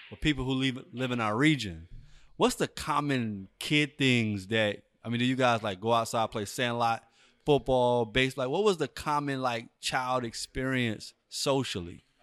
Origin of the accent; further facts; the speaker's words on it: Anchorage, Alaska, United States; also born or lived in Eagle River, Alaska; I was uh, born in Anchorage, Alaska.